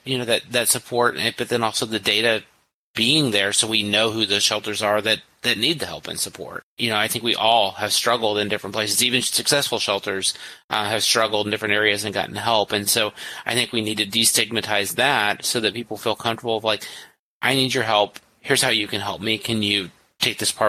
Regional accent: a small town in rural Missouri, United States; I'm from a small town of 8,000 people in rural Missouri

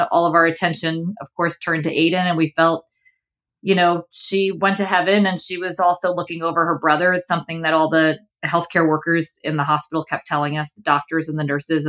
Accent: New York City, New York, United States; also born or lived in Boston / Ohio; I grew up in Flushing, Queens, and now live in Manhattan. I've been in New York my whole life

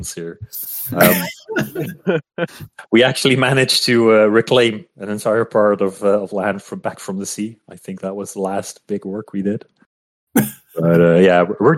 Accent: Netherlands; I'm Dutch. I am, from the Netherlands

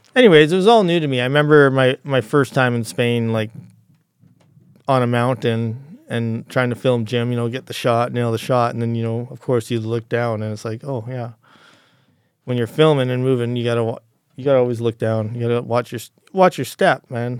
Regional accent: Calgary, Alberta, Canada; I was actually, uh, uh, born and raised in Calgary as a, a kind of a city kid

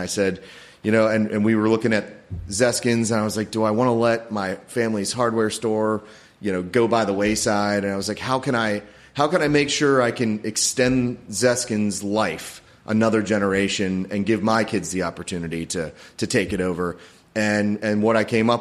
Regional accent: Severna Park, Maryland, United States; I grew up here in Severna Park, and went to Severna Park High School

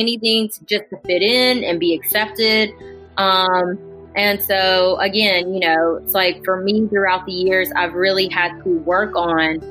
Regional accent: Jackson, Mississippi, United States; also born or lived in Seoul, South Korea; I only knew two other Asian people growing up in Jackson

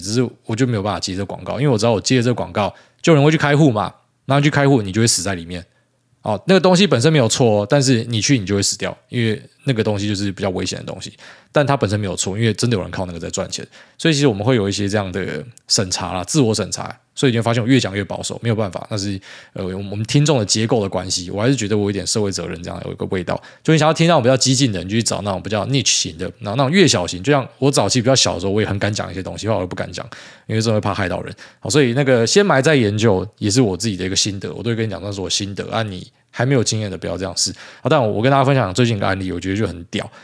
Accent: Taiwan; 我们台湾人

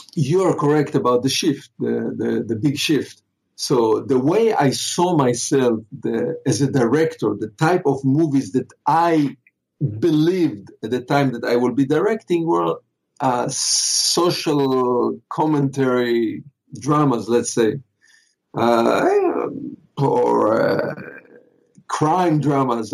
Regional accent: Israel; moved away as an adult; now in Los Angeles, United States; where I lived when I grew up in Israel, there was no film schools

